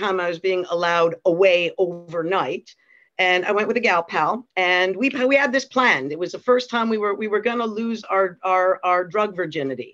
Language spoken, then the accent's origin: English; Canada; moved away as an adult; also born or lived in Europe; growing up in Canada